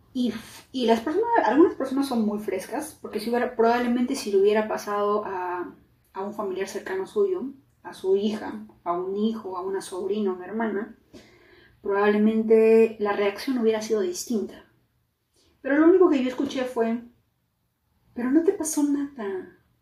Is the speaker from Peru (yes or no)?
yes; Peru; now in United States; soy de Perú